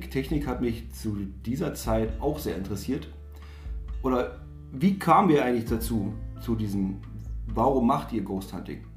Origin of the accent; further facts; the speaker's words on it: Saxony-Anhalt, Germany; wir kommen aus den Kreis Salzwedel, würde ich jetzt mal so behaupten.